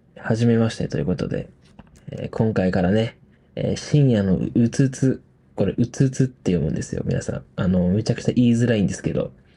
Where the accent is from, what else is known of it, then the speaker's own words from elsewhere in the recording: Hokkaido, Japan; moved away as an adult; now in Tokyo, Japan; 出身は北海道です。